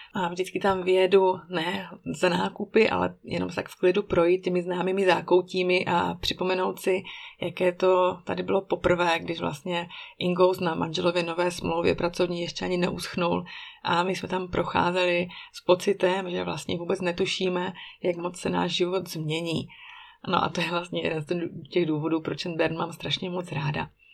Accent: Czechia; moved away as an adult; now in Switzerland; když jsme v Česku, tak si pořád otvírám dveře od domu mých rodičů klíčem od našeho švýcarského bytu

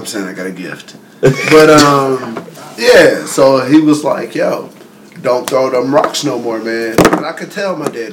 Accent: North Carolina, United States; we're from North Carolina

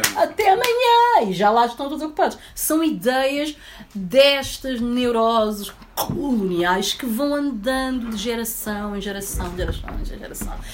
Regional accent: Portugal; also born or lived in Guinea-Bissau / Barreiro, Portugal; eu estava cá desde os meus oito anos

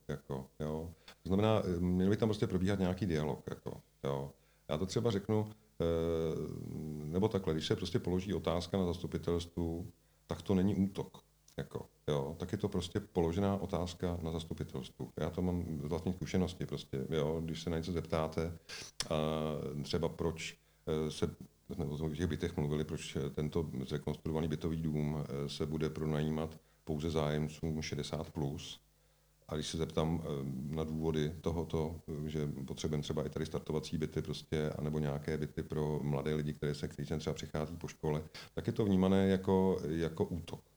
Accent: Czechia; jsem tady prostě celý život v České republice

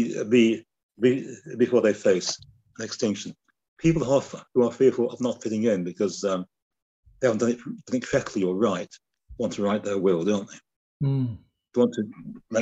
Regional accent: the North of England, United Kingdom; being a Northerner

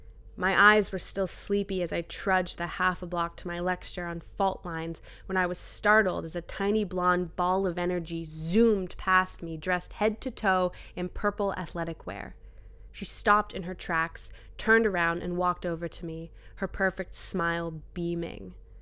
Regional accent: New Brunswick, Canada; I grew up in New Brunswick. I had never met someone who went to a private school.

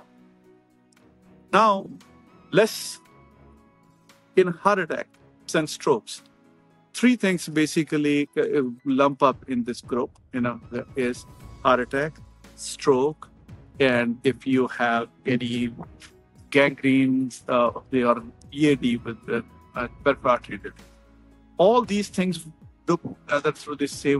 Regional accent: India; moved away as an adult; now in United States; I'm from India. When I came to the United States 30 years ago

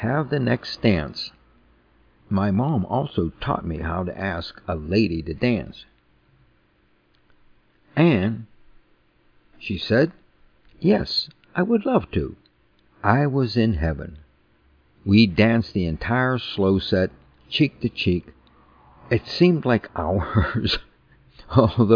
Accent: New Kensington, Pennsylvania, United States; I grew up in New Kensington, a small town 18 miles north of Pittsburgh on the Allegheny River

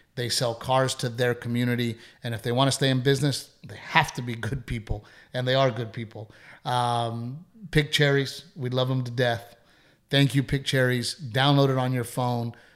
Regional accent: United States; I'm an American first.

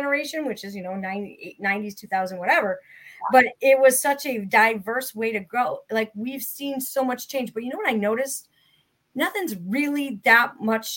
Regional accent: Connecticut, United States; I'm from Connecticut

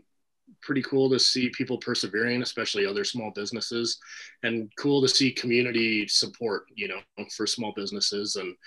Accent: Yukon, Canada; Dave and I grew up together in the Yukon

